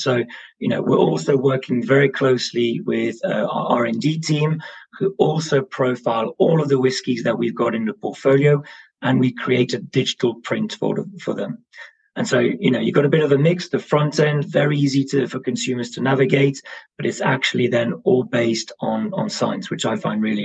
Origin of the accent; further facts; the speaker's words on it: Brussels, Brussels-Capital Region, Belgium; now in London, United Kingdom; I'm based in London. I'm originally from Brussels